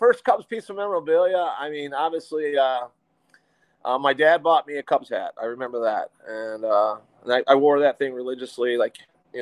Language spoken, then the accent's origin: English; McHenry, Illinois, United States; I grew up in McHenry, Illinois